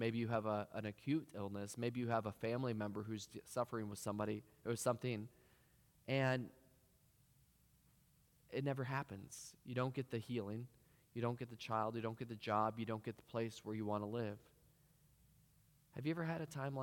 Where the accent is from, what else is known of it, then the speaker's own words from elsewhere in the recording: Cedar Rapids, Iowa, United States; moved away; I'm originally from Cedar Rapids